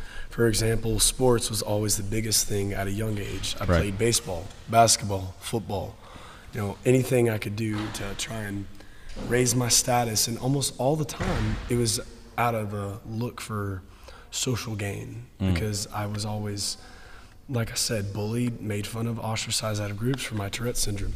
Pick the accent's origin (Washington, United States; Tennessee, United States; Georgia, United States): Georgia, United States; Woodstock; First Baptist Church of Woodstock, where I grew up my entire life